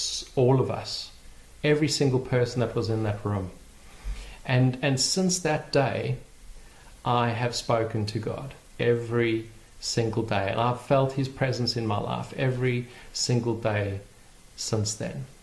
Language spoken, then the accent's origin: English; Port Elizabeth, Eastern Cape, South Africa; my hometown of Port Elizabeth